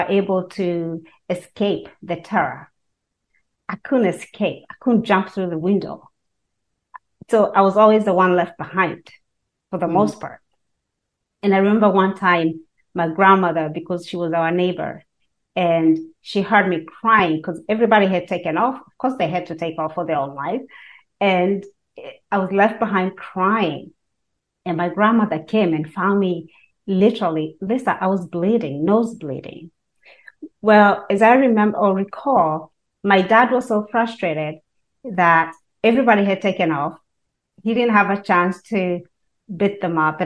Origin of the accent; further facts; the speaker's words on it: Kenya; now in United States; I was born and raised in Kenya and moved to this country, the United States of America